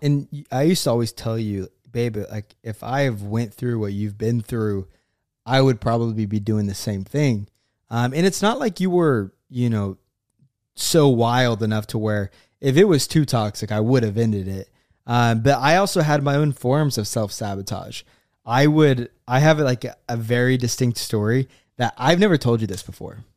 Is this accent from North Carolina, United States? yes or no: no; Oklahoma, United States; moved away as an adult; also born or lived in Florida; I'm from Oklahoma